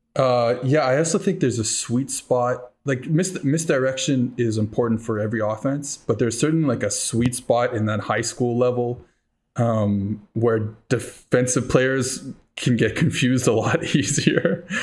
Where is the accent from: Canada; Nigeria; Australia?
Canada; Montreal, Quebec; I'm from Montreal. I went to Concordia University